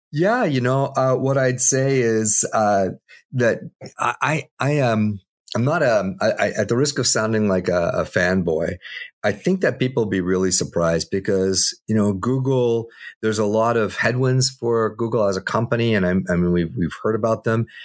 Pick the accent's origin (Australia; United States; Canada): Canada; I'm Canadian